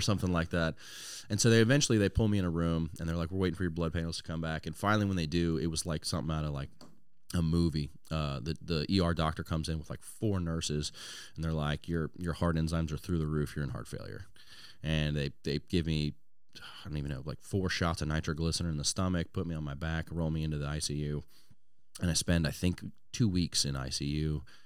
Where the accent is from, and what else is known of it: Louisiana, United States; born or raised there; also born or lived in Washington State